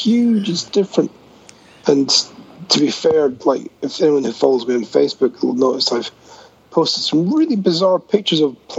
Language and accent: English; Scotland, United Kingdom; I'm Scottish